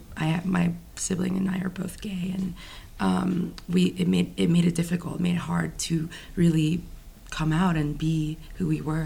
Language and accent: English; Philippines; I'm Filipino.